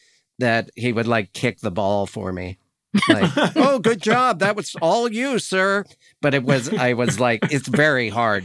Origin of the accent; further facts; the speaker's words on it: Montana, United States; moved away; I'm from Montana and I've never had touched a horse.